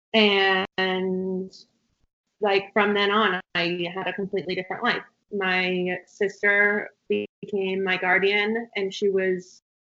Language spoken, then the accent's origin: English; a smallish town outside of Pasadena, California, United States; I grew up in a smallish town outside of Pasadena, California